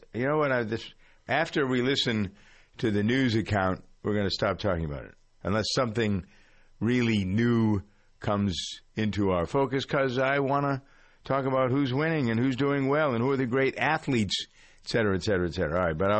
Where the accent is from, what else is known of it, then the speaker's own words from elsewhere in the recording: New England, United States; accent: New England; That's my New England accent coming out every once in a while. It slips.